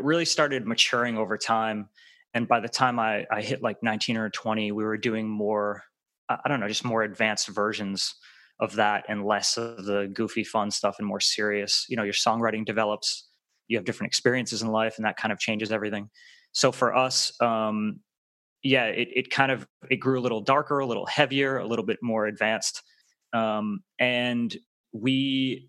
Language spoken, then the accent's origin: English; Rhode Island, United States; moved away as an adult; now in Los Angeles, United States; where I grew up in Rhode Island